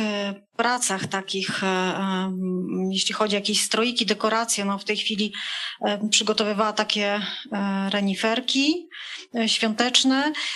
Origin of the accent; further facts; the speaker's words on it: Poland; ja pochodzę z terenów górskich, takich może bardziej podgórskich